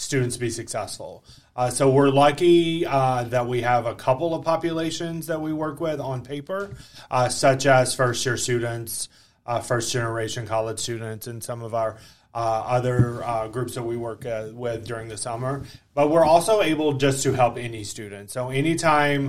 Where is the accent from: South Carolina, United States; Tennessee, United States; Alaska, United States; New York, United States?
Tennessee, United States; Dunlap; I am from Dunlap, Tennessee